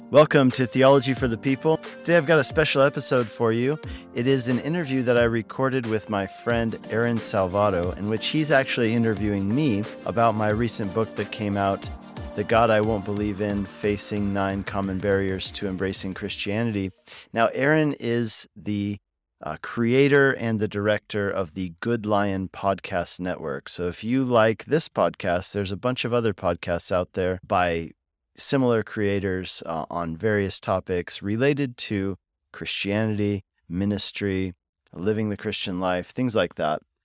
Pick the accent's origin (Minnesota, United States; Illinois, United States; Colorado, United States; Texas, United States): Colorado, United States; I grew up in Colorado